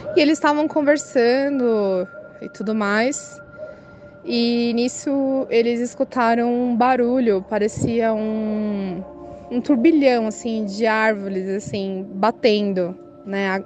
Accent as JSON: {"language": "Portuguese", "town": "Guarulhos", "region": "São Paulo", "country": "Brazil", "said": "eu sou daqui de Guarulhos, São Paulo"}